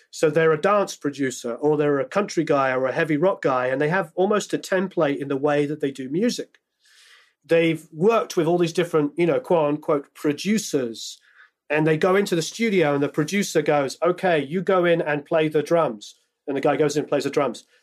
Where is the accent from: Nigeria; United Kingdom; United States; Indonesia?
United Kingdom; England; I'm English, so I grew up on …, like most kids in England.